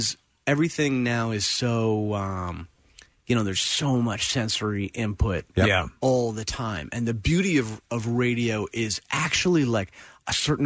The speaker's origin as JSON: {"language": "English", "town": "Princeton", "region": "New Jersey", "country": "United States", "tie": "born or raised there", "said": "I grew up in Princeton, which was really cool because I was like halfway between New York and Philly"}